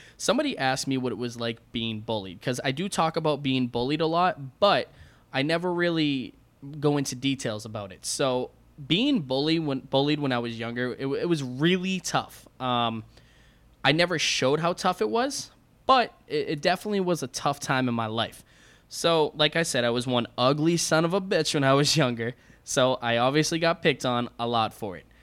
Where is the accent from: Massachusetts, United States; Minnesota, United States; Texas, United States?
Massachusetts, United States; also born or lived in Alabama; we moved from Alabama back home to Massachusetts